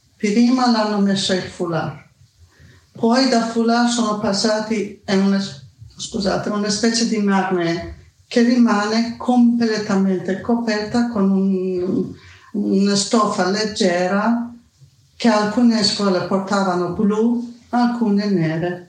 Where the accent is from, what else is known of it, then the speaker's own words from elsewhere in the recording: Iran; Italian is a second language; moved away as an adult; now in Bologna, Italy; io quando vado giù in Persia